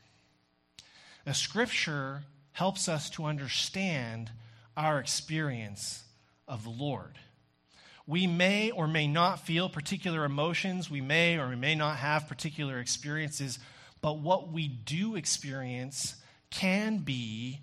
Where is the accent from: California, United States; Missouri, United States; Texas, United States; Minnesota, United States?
Texas, United States; growing up in Texas